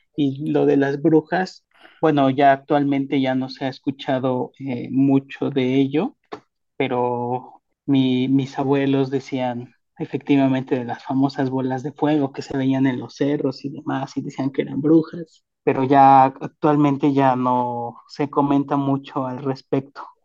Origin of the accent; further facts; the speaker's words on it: Mexico City, Mexico; yo soy eh, de Tláhuac